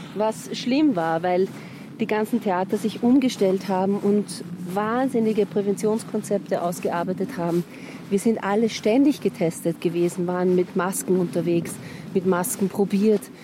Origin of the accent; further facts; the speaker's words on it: Vienna, Austria; accent: Viennese; also born or lived in Blue Mountains, Australia / Carinthia; aber ich war mein Leben lang in Wien. Ich rede auch wie eine Wienerin.